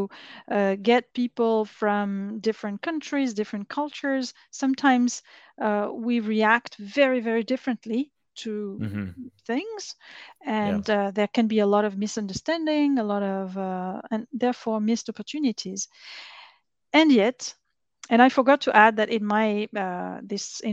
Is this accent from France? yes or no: yes; France; moved away as an adult; also born or lived in Vietnam / China; I grew up in France. I studied there